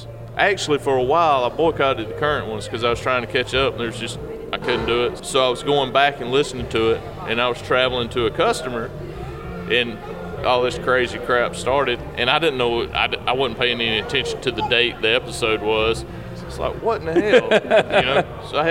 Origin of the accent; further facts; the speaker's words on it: the South, United States; I'm from the South. We talk slow.